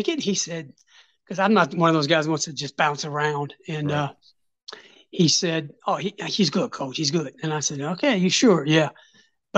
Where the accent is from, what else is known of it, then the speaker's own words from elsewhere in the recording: Kentucky, United States; moved away; I'm from Kentucky.